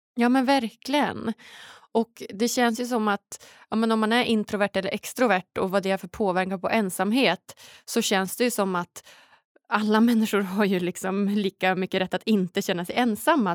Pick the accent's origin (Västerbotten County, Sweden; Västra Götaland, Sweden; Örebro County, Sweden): Västerbotten County, Sweden; Umeå; moved away as an adult; Jag är ju från Norrland, från Umeå i början